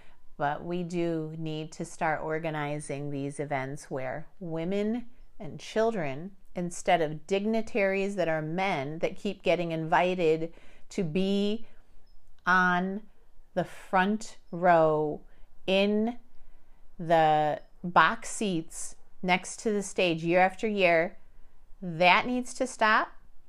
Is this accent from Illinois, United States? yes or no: yes; Chicago, Illinois, United States; born there; before I was born in Chicago, Illinois, I had no clue that I was going to be born into a world where I learned that both sets of my grandparents survived the Armenian Genocide